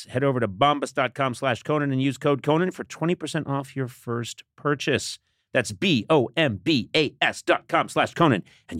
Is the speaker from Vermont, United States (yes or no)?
no; Brookline, Massachusetts, United States; my hometown of Brookline, Massachusetts